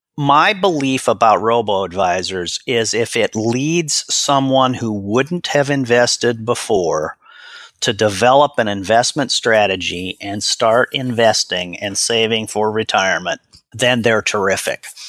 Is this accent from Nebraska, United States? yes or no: yes; Omaha, Nebraska, United States; I was born and raised in Omaha, Nebraska